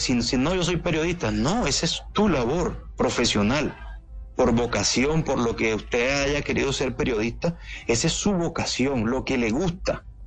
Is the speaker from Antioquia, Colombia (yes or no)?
no; San Bernardo del Viento, Córdoba, Colombia; Yo vengo de San Bernardo del Viento, donde la economía es pescar, coger cangrejo, cultivar arroz y parte de ganadería